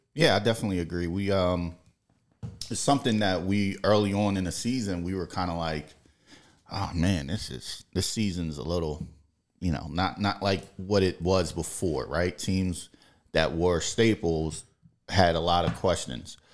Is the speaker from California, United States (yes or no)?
no; Camden, New Jersey, United States; also born or lived in Columbus, Ohio / Mississippi; I grew up a Camden, Camden High School guy